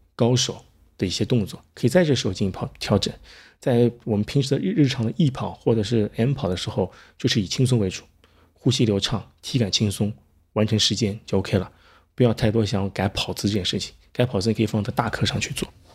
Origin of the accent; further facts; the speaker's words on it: China; 我们中国人的话 中国人来说，从小被训练成要努力